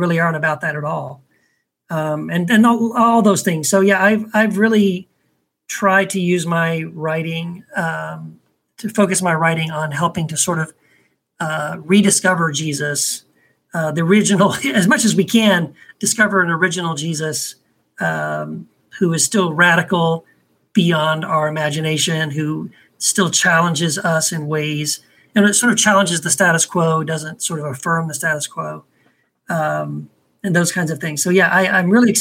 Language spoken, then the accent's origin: English; Texas, United States; I was raised in Texas